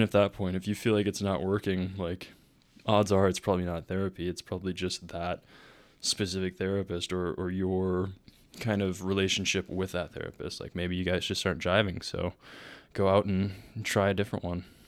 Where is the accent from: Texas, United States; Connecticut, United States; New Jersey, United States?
Texas, United States; moved away as an adult; also born or lived in Dallas, Texas; Growing up in Minnesota, Texas